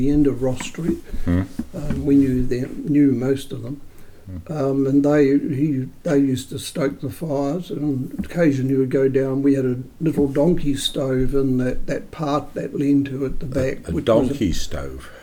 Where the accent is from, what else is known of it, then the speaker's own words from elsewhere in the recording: Woodville, Manawatū-Whanganui, New Zealand; also born or lived in Leeston / Pahiatua; I was brought up as a child in Woodville, one of five children.